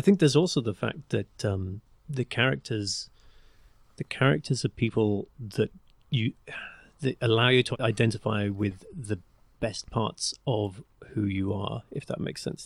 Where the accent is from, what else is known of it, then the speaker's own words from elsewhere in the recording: England, United Kingdom; accent: English; my English accent